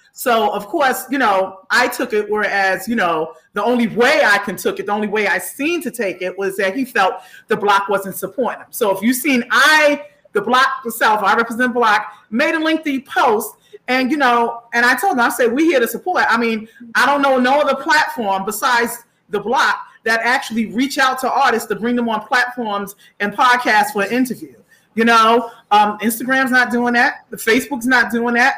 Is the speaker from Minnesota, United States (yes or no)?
no; New York City, New York, United States; my hometown, Far Rockaway